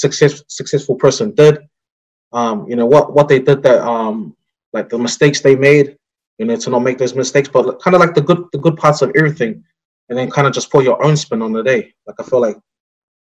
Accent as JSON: {"language": "English", "region": "Auckland", "country": "New Zealand", "tie": "born or raised there", "said": "our experience in growing up in Onehunga"}